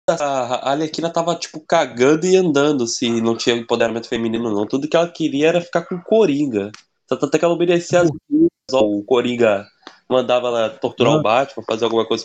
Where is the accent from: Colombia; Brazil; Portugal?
Brazil; Rio de Janeiro; É, somos, somos cariocas.